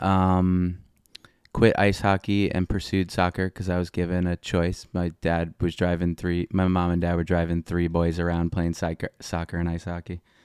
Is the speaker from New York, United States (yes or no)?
yes; North Merrick, New York, United States; Born and raised North Merrick, Long Island, South Shore, Nassau County